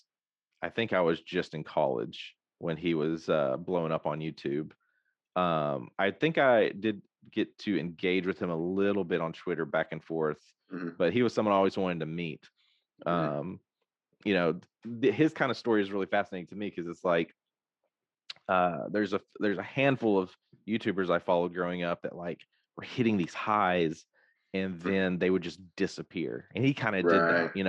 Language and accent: English; Hope, Arkansas, United States; also born or lived in Texas; growing up, I grew up in Hope, which is a pretty small town